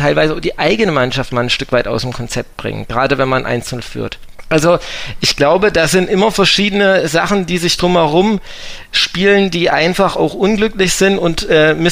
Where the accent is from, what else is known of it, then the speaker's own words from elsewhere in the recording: Aschaffenburg, Bavaria, Germany; Meine Frau ist von hier. Ähm, ich bin ja ursprünglich aus Aschaffenburg.